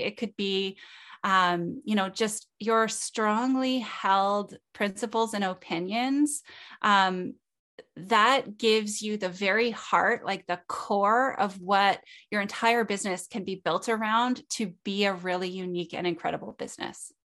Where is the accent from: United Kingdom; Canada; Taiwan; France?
Canada; I'm Canadian.